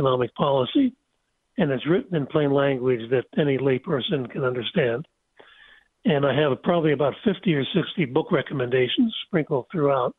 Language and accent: English; Pennsylvania, United States; I'm from Pennsylvania